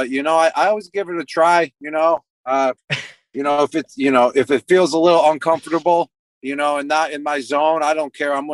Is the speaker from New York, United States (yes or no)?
yes; Buffalo, New York, United States; moved away; I was growing up in Buffalo